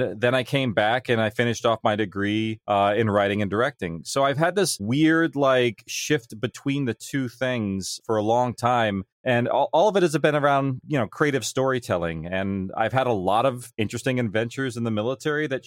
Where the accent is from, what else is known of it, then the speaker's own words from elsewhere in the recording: California, United States; my small town in California